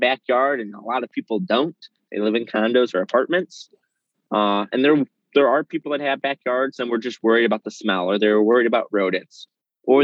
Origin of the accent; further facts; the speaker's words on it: Chicago, Illinois, United States; So I'm in Chicago proper. I grew up in Lincoln Square.